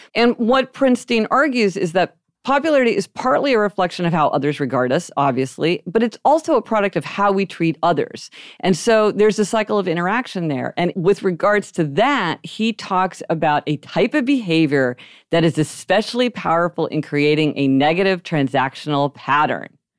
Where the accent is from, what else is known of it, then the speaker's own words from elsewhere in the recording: Kansas City, Missouri, United States; we grew up in Kansas City, Missouri